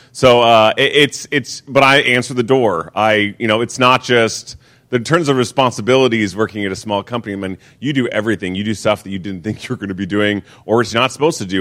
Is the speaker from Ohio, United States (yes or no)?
no; Seattle, Washington, United States; moved away as an adult; I'm originally from Seattle. I moved down here in 2010.